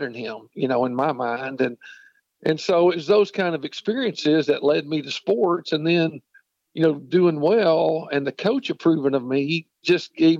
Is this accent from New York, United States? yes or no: no; Knoxville, Tennessee, United States; I grew up in Knoxville, Tennessee